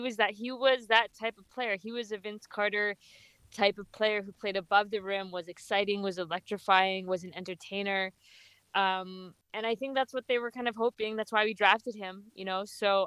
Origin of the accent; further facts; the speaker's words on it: Vancouver, British Columbia, Canada; I was born and raised in Vancouver.